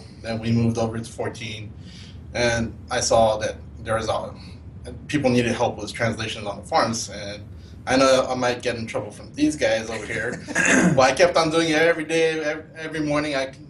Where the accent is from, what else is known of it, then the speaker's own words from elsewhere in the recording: Japan; now in United States; I grew up in Japan